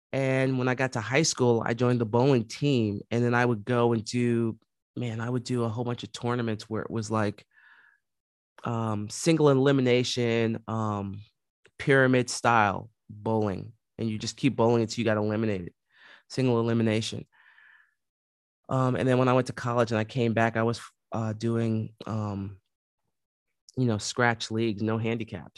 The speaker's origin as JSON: {"language": "English", "town": "New York City", "region": "New York", "country": "United States", "tie": "born or raised there", "said": "growing up in the Bronx, um, born and raised"}